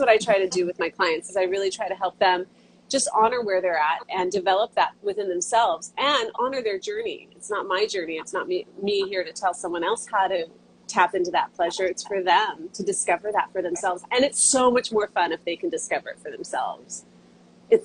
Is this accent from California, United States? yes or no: yes; Santa Clara, California, United States; moved away as an adult; also born or lived in Santa Cruz, California; now in Hawaii, United States; I was born and raised in Santa Clara, California